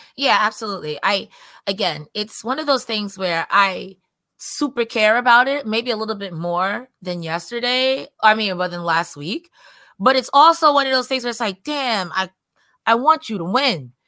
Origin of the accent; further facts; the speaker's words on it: New York, United States; I'm from New York